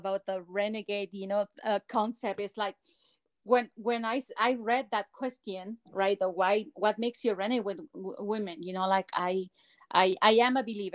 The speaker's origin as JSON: {"language": "English", "country": "Mexico", "tie": "born or raised there", "also_born_or_lived": "Guadalajara, Mexico", "second_language": "English", "moved": "as an adult", "lives_now": "United States", "said": "I grew up in Mexico"}